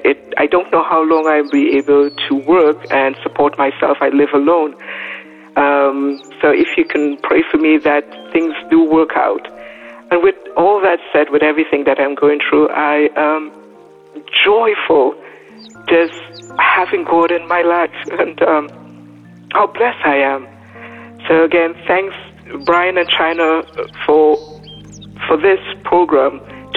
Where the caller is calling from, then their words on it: Kaiserslautern, Rhineland-Palatinate, Germany; I'm calling from Kaiserslautern, Germany.